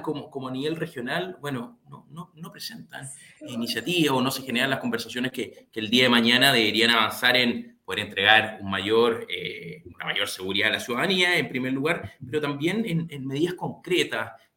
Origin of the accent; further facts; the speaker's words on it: Chile; como chilenos y chilenas